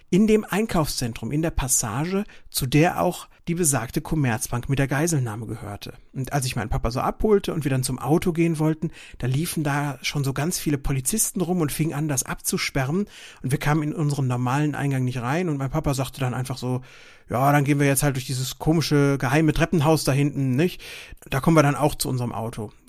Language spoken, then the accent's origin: German; Lüdenscheid, North Rhine-Westphalia, Germany; etwas über ein Verbrechen in meiner Heimatstadt Lüdenscheid zu berichten, das sich in meiner Kindheit zugetragen hat.